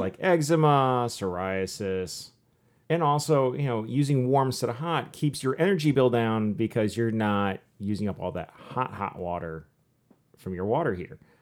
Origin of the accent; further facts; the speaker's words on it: Michigan, United States; born and raised in Michigan.